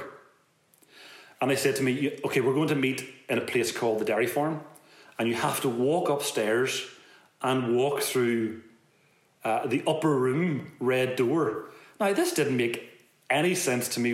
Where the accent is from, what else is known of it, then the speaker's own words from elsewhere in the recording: Belfast, Northern Ireland, United Kingdom; I'm a guy from West Belfast